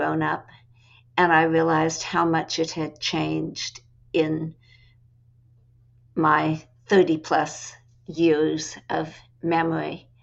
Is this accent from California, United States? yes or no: yes; California, United States; moved away; Being a Californian, I grew up, frankly, thinking about land as real estate